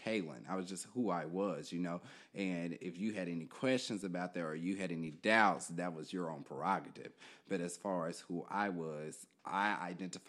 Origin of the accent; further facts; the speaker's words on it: Kansas City, Kansas, United States; moved away as an adult; now in Philadelphia, United States; I am originally from Kansas City, Kansas, so a long way from here.